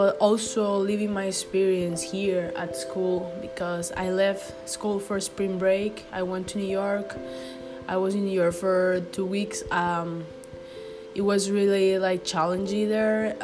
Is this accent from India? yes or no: no; Costa Rica; English is a second language; moved away as an adult; now in United States; I'm from Costa Rica